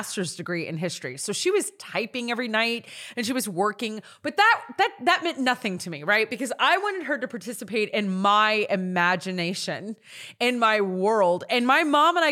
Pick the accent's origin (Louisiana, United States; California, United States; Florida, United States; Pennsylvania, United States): Louisiana, United States; Natchitoches; moved away; I grew up in Louisiana. We all know this, in a town called Natchitoches. It's North Louisiana.